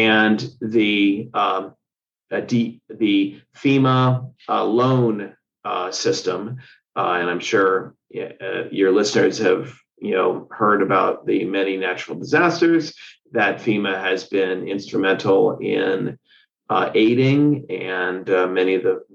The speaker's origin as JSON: {"language": "English", "town": "Cincinnati", "region": "Ohio", "country": "United States", "also_born_or_lived": "Pennsylvania / West Virginia", "moved": "yes", "lives_now": "Virginia, United States", "said": "I am from Cincinnati"}